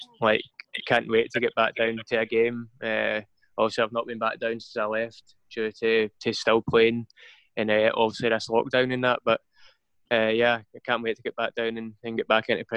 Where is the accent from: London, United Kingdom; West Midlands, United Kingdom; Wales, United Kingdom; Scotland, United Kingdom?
Scotland, United Kingdom; I mean, I must be the only Scottish person that has two drinks and wants to go home.